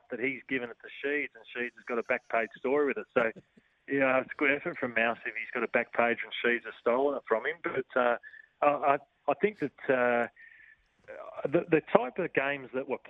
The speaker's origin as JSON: {"language": "English", "town": "Melbourne", "region": "Victoria", "country": "Australia", "tie": "born or raised there", "said": "So I grew up in Avondale Heights, where my family still live. Lived in the house for 50 years, my mum and dad have. So grew up in Avondale Heights."}